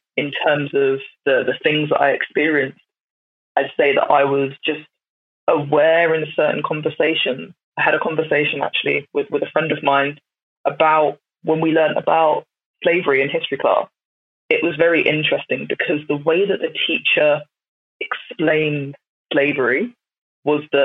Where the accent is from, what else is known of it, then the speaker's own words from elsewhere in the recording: Brighton, South East England, United Kingdom; I grew up in the South, so in Brighton.